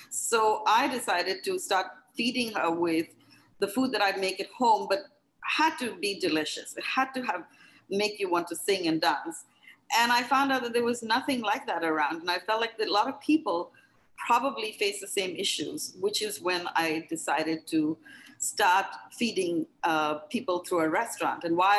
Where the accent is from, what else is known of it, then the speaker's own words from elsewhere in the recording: India; And I was, because I was from India, a lot of people, and I had been in the hospitality industry in India working for a hotel chain.